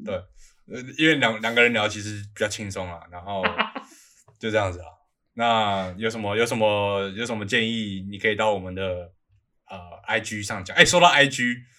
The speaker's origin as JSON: {"language": "Chinese", "region": "Taipei", "country": "Taiwan", "tie": "born or raised there", "said": "我们是台北人嘛"}